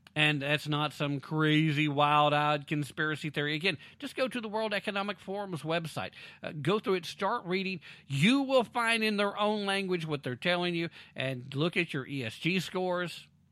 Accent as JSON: {"language": "English", "country": "United States", "first_language": "English", "said": "as an American"}